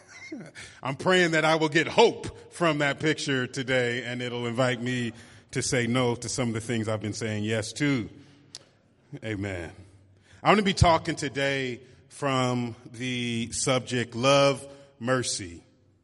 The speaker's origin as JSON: {"language": "English", "town": "San Francisco", "region": "California", "country": "United States", "moved": "as an adult", "lives_now": "Oakland, United States", "said": "I live in Oakland, but I'm originally from San Francisco"}